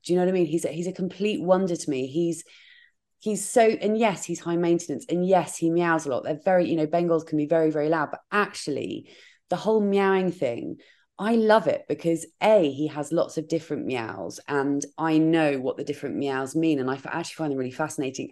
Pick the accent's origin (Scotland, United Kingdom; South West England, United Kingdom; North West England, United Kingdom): South West England, United Kingdom; Dorset; moved away as an adult; now in London, United Kingdom; I moved to London because I grew up in Dorset